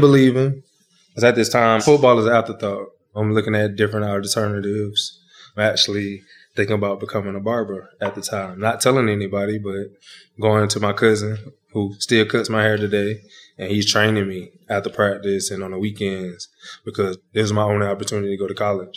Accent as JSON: {"language": "English", "town": "Dry Branch", "region": "Georgia", "country": "United States", "tie": "born or raised there", "also_born_or_lived": "Michigan", "moved": "as an adult", "said": "in my hometown at my grandparents' house"}